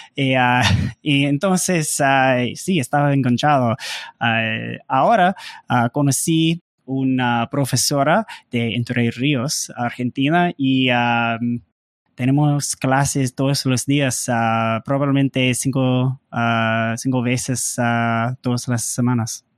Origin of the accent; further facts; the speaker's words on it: United States; Spanish is a second language; soy gringo, entonces Ah, siempre es difícil para hablar en español